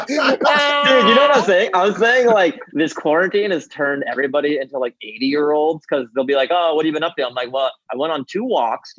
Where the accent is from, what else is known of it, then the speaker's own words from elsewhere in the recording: Seattle, Washington, United States; I was born in Seattle.